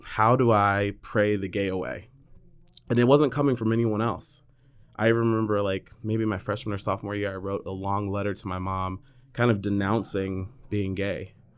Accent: north of San Francisco, Northern California, United States; I'm from Northern California, north of, uh, San Francisco. I was always the token black kid

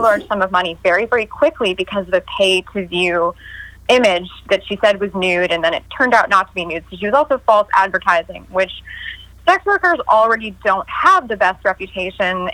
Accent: New York, United States; I'm from New York. I'm a fast talker

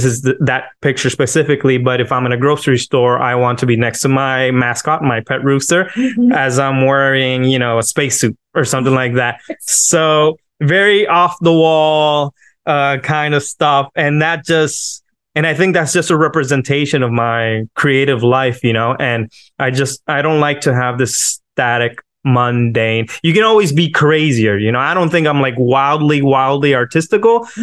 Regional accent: Miami, Florida, United States; from Miami, Florida.

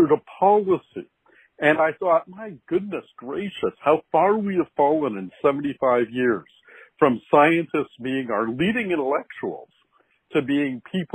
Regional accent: Canada; I'm a Canadian

